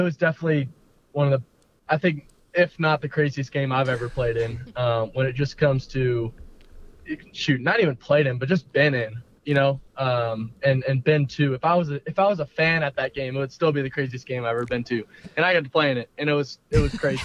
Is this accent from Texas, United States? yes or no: yes; Westlake, Austin, Texas, United States; Growing up in Westlake